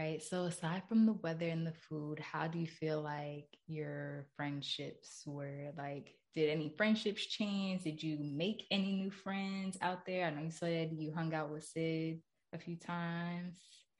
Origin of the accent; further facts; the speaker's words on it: Florida, United States; moved away as an adult; also born or lived in New Jersey; I was born in Jersey, but then I moved to Florida when I was like around 8. So I grew up mostly in Florida. Like, I consider myself a Florida girl at this point.